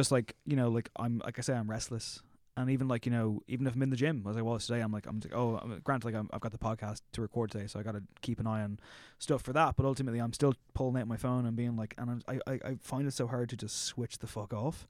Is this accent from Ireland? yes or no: yes; Drogheda, Leinster, Ireland; moved away as an adult; now in Dublin, Ireland; I'm from Drogheda, which is, like, a small enough town